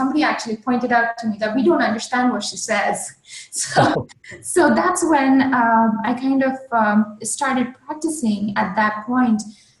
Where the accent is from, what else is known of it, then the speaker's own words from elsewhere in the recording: India; accent: Indian; English is a second language; Another thing that I worked on was neutralizing my accent. So if you hear an Indian, if you hear a native Indian speaker, it's a very heavy accent.